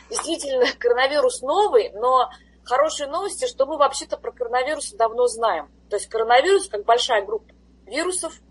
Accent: Russia; moved away as an adult; когда я приехала из России сюда, вот как раз на должность профессора, тогда еще ассист профессора, а, я никогда не разрывала так особо связи с Россией

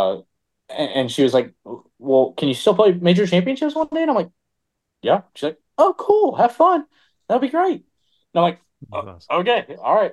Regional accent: Charlotte, North Carolina, United States; also born or lived in Tennessee; I'm from Tennessee, I'm from North Carolina

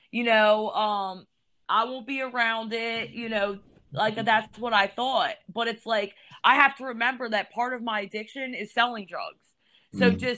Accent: Elkton, United States; I'm from Elkton.

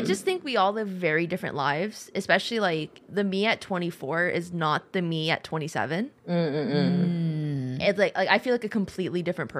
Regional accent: United States; I'm American, bro.

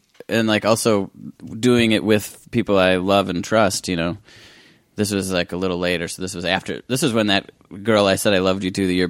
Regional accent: Midwest, United States; I'm from the Midwest.

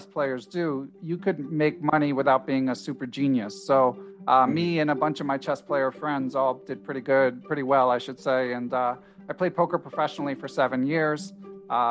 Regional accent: Philadelphia, Pennsylvania, United States; grew up in Center City, Philadelphia

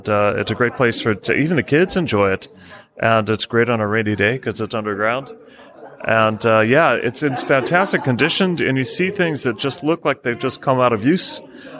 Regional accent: California, United States; now in United Kingdom; I grew up in California during the 60s

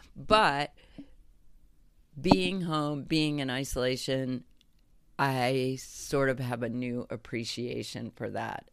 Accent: Illinois, United States; growing up in Illinois, having a perfect childhood

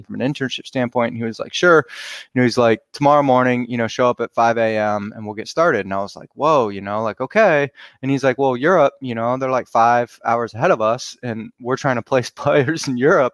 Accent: Cleveland, Ohio, United States; I grew up around Cleveland

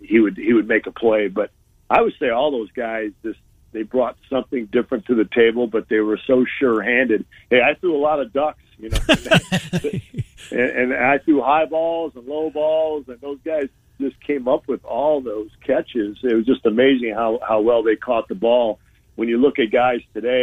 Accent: a suburb of Chicago, Illinois, United States; I grew up in Big Ten country, right, you know, a suburb of Chicago, so I'm right in the middle of it

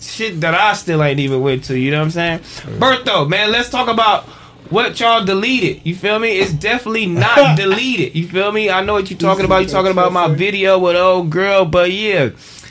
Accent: London, United Kingdom; I'm from London.

